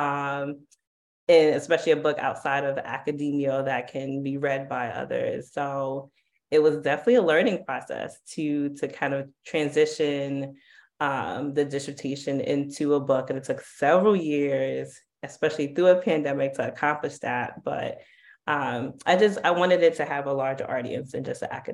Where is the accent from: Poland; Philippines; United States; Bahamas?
United States; New York City, New York; growing up in Harlem, Harlem was definitely, there were a lot of drugs in Harlem